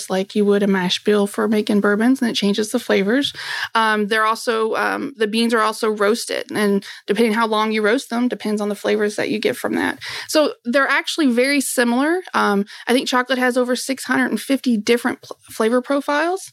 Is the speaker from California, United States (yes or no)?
no; Kentucky, United States; I was born and raised here in Kentucky